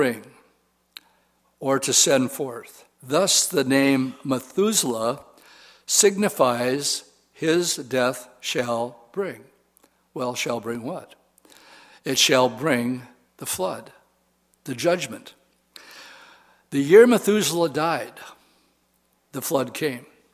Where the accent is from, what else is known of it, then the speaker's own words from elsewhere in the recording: Wisconsin, United States; I said boat, because I'm from Wisconsin